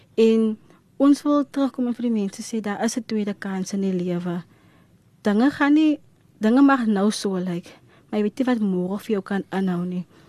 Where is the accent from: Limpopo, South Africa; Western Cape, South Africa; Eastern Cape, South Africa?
Western Cape, South Africa; Worcester; ek is van Woester